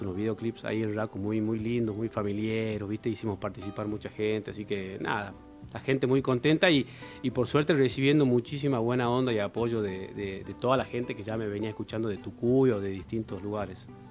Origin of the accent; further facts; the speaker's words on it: Yerba Buena, Tucumán, Argentina; moved away as an adult; now in Tafí Viejo, Argentina; yo de Yerba Buena